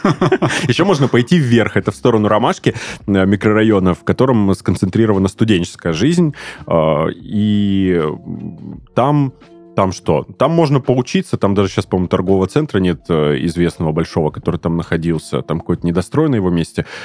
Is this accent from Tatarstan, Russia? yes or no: no; Pyatigorsk, Stavropol Krai, Russia; moved away as an adult; now in Krasnodar, Russia; там провел свое детство, примерно 6, если не ошибаюсь, лет, и до 21 года жил там, учился, работал